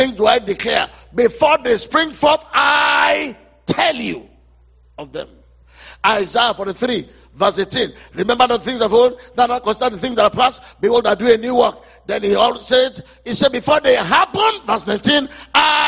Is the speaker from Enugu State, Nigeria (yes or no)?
no; Offa, Kwara, Nigeria; we're from Ofa.